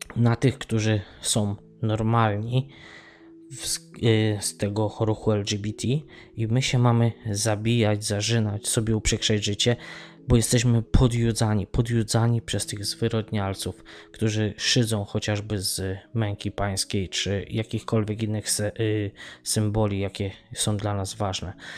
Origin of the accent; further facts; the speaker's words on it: Tarnów, Lesser Poland, Poland; now in Ireland; Ja wychowałem się w Tarnowie, w dzielnicy Mościce